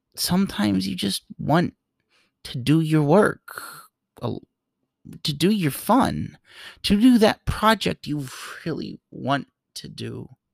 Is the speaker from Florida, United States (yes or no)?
no; New York, United States; I grew up in New York